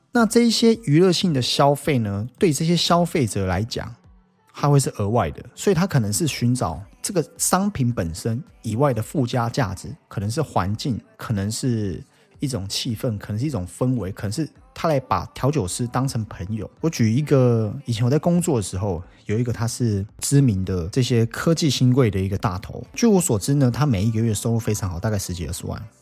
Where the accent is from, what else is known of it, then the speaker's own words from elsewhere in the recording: Taiwan; 我们台湾人很喜欢讲的责任制的东西